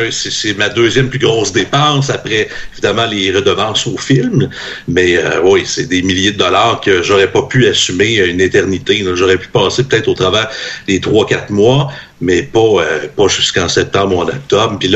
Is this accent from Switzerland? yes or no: no; Trois-Rivières, Quebec, Canada; Ben, moi, je suis de Trois-Rivières, je sais